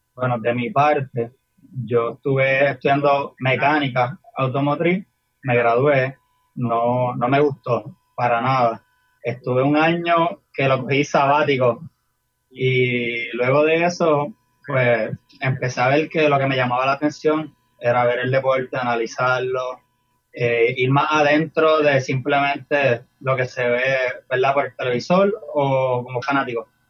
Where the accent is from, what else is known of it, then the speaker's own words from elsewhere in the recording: Barceloneta, Puerto Rico; tengo 22 años y soy de Barceloneta